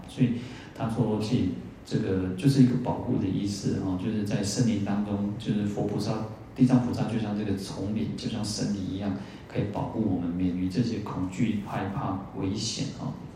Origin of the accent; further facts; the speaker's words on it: Taiwan; 我们台湾人最大的护国神山哦，其实就是我们的善良